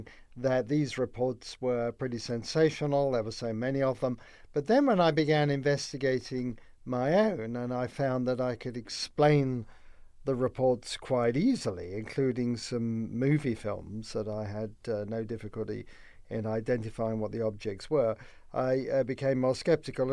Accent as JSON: {"language": "English", "region": "London", "country": "United Kingdom", "tie": "born or raised there", "moved": "yes", "said": "I grew up in London, in the UK, in the post-war years"}